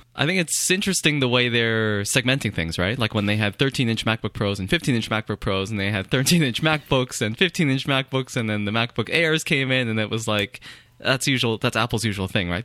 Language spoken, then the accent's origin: English; Canada; I am Canadian